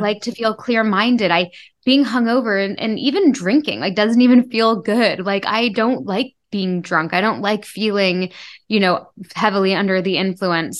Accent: Toronto, Ontario, Canada; I grew up in a big city. I grew up in Toronto

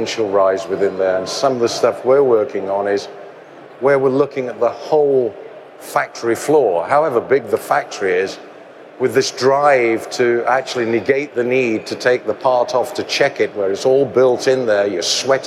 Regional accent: England, United Kingdom; my home country of England

